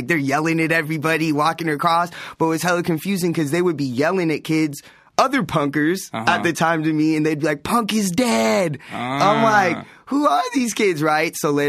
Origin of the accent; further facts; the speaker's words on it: La Habra, California, United States; also born or lived in La Mirada, California; From La Habra, California. Mm-hmm. I'm just a weird kid. Grew up in La Habra.